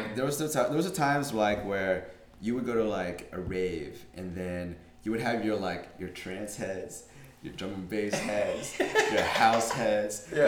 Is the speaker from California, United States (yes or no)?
yes; Santa Barbara, California, United States; I grew up in Santa Barbara